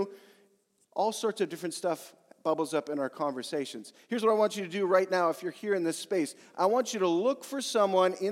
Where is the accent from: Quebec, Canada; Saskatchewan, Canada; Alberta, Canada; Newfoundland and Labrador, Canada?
Saskatchewan, Canada; Yorkton; I was born in Yorkton, Saskatchewan